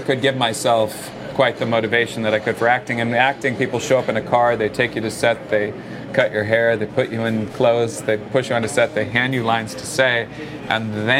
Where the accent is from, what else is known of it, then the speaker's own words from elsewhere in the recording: Oklahoma, United States; moved away; also born or lived in Connecticut; You know, I moved to Connecticut from Oklahoma.